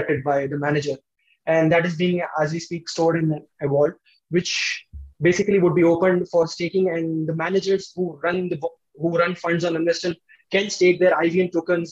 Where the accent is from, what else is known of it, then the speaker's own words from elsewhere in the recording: India; we are basically from India